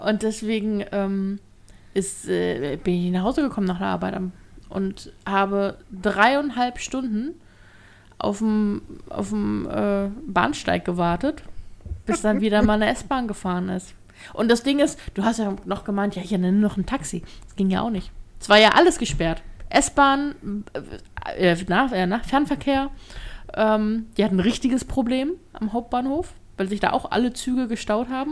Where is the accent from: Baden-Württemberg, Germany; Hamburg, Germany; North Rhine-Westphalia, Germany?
Hamburg, Germany; als Hamburger ist man das gewohnt